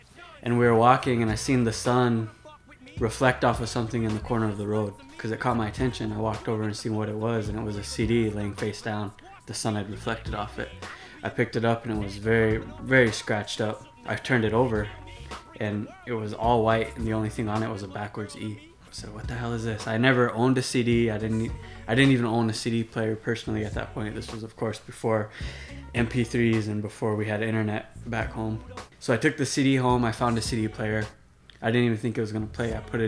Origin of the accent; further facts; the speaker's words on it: Rosebud Reservation, South Dakota, United States; moved away as an adult; now in Chicago, United States; I'm 24 years old. I'm a Sichungu Lakota, born and raised on the Rosebud Reservation in South Dakota.